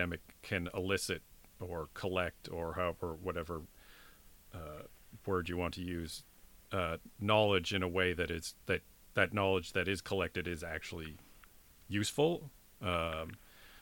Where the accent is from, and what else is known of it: Canada